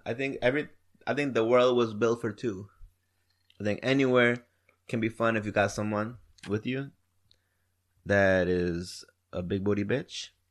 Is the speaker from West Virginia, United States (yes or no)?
no; Wisconsin, United States; now in Houston, United States; I'm from Wisconsin